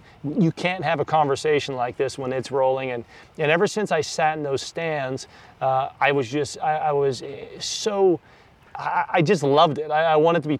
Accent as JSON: {"language": "English", "region": "Northeast Pennsylvania", "country": "United States", "tie": "born or raised there", "moved": "yes", "said": "I grew up in Northeast Pennsylvania"}